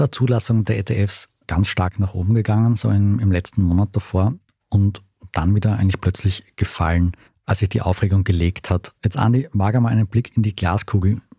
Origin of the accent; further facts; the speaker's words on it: Austria; ich kann als Österreicher keinen Bitcoin-ETF kaufen